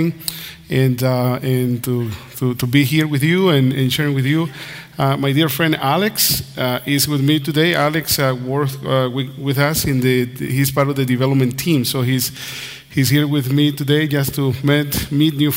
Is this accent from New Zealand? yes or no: no; Nicaragua; first language Spanish; English is a second language; also born or lived in Canada; now in United States; I was born in Nicaragua.